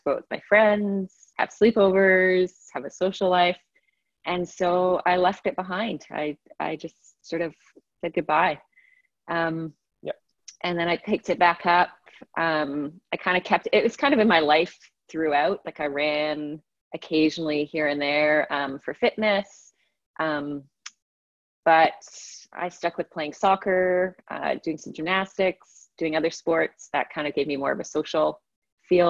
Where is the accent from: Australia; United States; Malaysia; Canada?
Canada; also born or lived in England; I was born in England, lived there till I was 8. And we moved over to Canada when I was 8 years old.